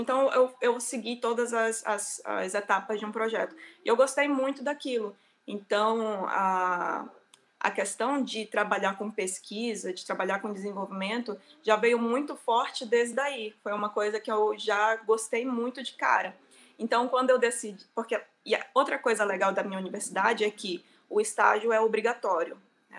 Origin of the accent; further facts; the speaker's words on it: Manacapuru, Amazonas, Brazil; moved away as an adult; also born or lived in Manaus; eu sou do Amazonas, na verdade, nasci em uma cidade que chama Manacapuru, e depois fui para Manaus fazer faculdade